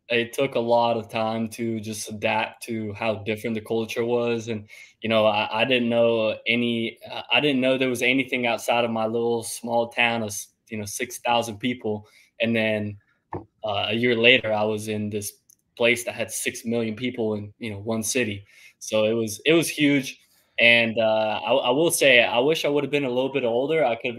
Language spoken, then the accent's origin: English; Italy; now in Greenville, United States; I grew up and I'm from Italy. Both my parents are from Italy.